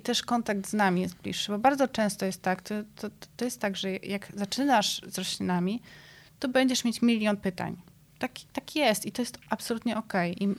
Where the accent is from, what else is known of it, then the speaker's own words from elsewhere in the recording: Szczecinek, West Pomeranian Voivodeship, Poland; moved away as an adult; also born or lived in Athens, Greece; Ja się wychowywałam w takim mieście na Pojezierzu Drawskim w Szczecinku